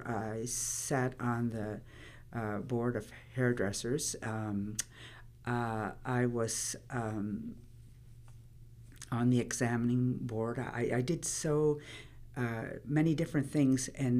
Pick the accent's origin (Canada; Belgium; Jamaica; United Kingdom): Canada; Lennox Island, Prince Edward Island; I'm originally from Lennox Island. I was born there.